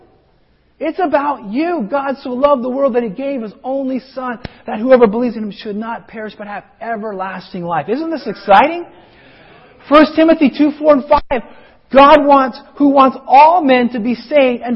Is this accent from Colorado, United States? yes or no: yes; Colorado, United States; moved away; where I grew up in Colorado